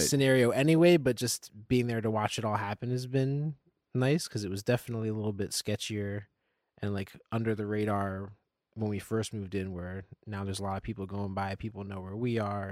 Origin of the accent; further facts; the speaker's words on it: Nazareth, Pennsylvania, United States; moved away as an adult; now in Lancaster, United States; I come from the Lehigh Valley. I'm from Nazareth, Pennsylvania